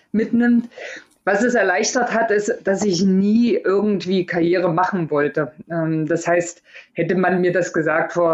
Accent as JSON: {"language": "German", "town": "Erfurt", "region": "Thuringia", "country": "Germany", "tie": "born or raised there", "said": "zumindest bei uns in Erfurt, ich bin in Erfurt groß geworden"}